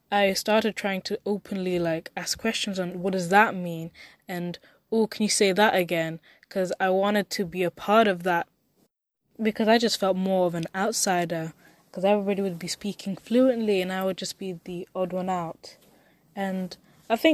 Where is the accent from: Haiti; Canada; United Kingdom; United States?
United Kingdom; accent: Mancunian; My accent is it's a complex issue. That I sound too Mancunian sometimes, too Londoner sometimes, if that's a word I think